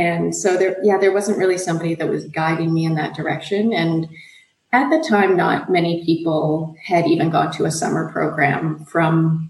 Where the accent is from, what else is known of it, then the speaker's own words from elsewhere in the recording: Nanaimo, British Columbia, Canada; moved away as an adult; now in Australia; I grew up on Vancouver Island in Canada. So at that time, it was a bit of a trip to see anything. Now the town where I grew up, Nanaimo, BC